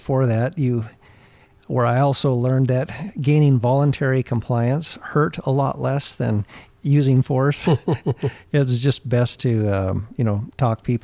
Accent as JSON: {"language": "English", "region": "Alaska", "country": "United States", "tie": "born or raised there", "also_born_or_lived": "Anchorage, Alaska / Newhalen, Alaska", "said": "I grew up in little villages around Alaska."}